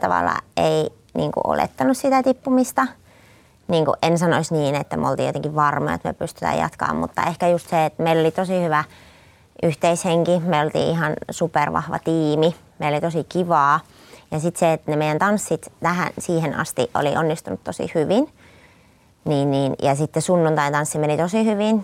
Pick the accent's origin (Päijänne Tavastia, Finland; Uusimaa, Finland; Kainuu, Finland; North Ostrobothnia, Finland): North Ostrobothnia, Finland; Raahe; mä olen siis Raahesta kotoisin